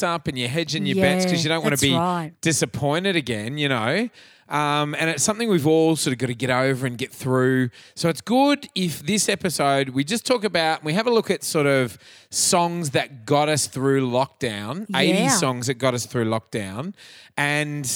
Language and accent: English; Cairns, Queensland, Australia; moved away; I'm from Cairns